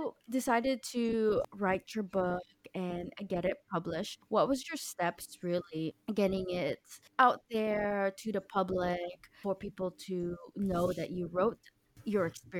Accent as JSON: {"language": "English", "country": "United States", "moved": "yes", "lives_now": "Denmark", "said": "for me as an American"}